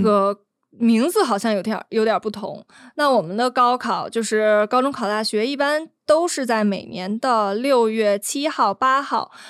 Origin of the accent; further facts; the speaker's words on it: Beijing, China; 也因此我们北京人经常被骂的一点